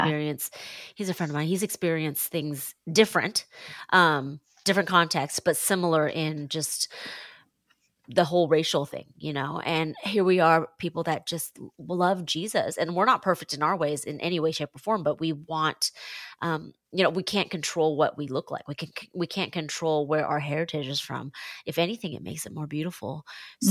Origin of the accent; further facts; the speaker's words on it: Seattle, Washington, United States; now in Washington, D.C., United States; I'm born and raised in Seattle